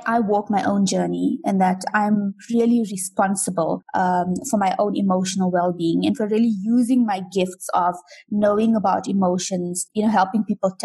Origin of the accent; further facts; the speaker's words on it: South Africa; I was born here and raised here